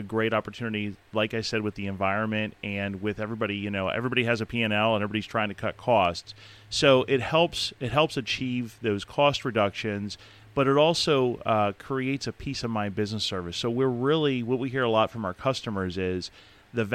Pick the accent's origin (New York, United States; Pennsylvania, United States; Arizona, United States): Pennsylvania, United States; Palmyra; moved away as an adult; now in Elizabethtown, United States; I grew up in Palmyra, so I'm a local boy of sorts